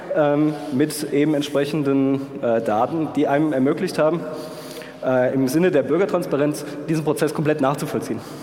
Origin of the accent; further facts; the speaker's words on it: Darmstadt, Hesse, Germany; ich komme aus Darmstadt, deswegen Hessen